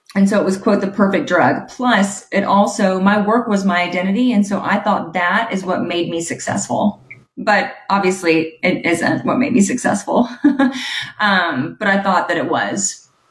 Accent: Huntsville, Alabama, United States; I grew up in Huntsville, Alabama

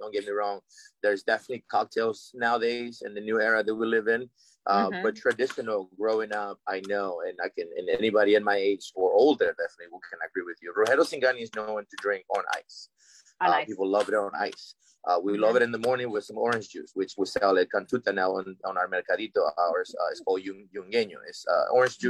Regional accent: Alexandria, Virginia, United States; also born or lived in Arlington, Virginia; growing up in Alexandria, Arlington

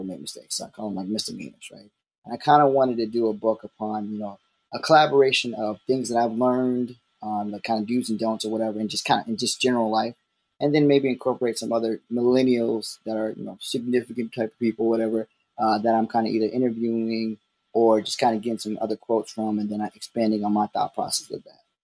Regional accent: Baltimore, Maryland, United States; I'm from Baltimore, so it's a slight accent

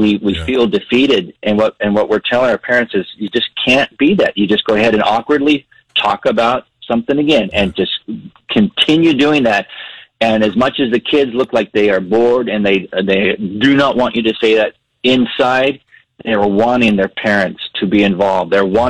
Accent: Panama; You know, I grew up in Panama, and as a kid, there was not much to do in Panama.

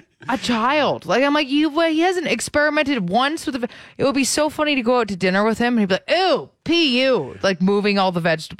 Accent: Brampton, Ontario, Canada; when I was growing up in Brampton

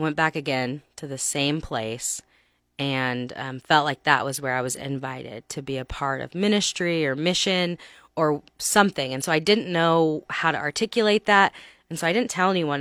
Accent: Texas, United States; moved away as an adult; now in Lincoln, United States; I'm from Texas

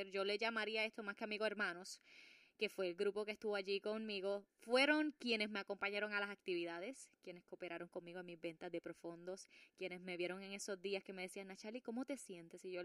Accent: Puerto Rico; Claro, y soy latina, soy una puertorriqueña, me tengo que cuidar

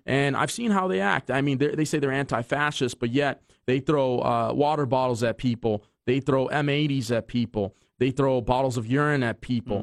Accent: Hawthorne, California, United States; also born or lived in Inglewood; now in Torrance, United States; I was raised a portion of my life in Hawthorne

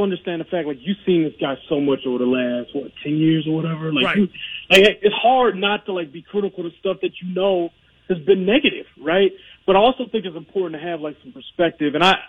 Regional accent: Detroit, Michigan, United States; I grew up in Detroit, man.

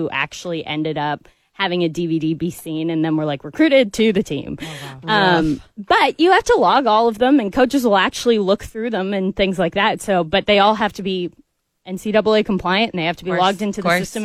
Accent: Columbia, Missouri, United States; moved away as an adult; now in Atlanta, United States; I grew up in Columbia too

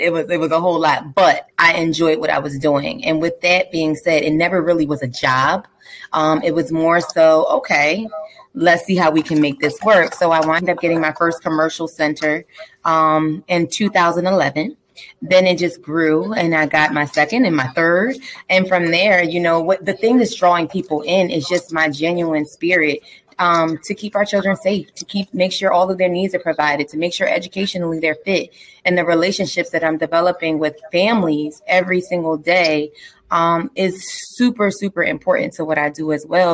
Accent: Philadelphia, Pennsylvania, United States; I'm from Southwest Philadelphia, born and raised

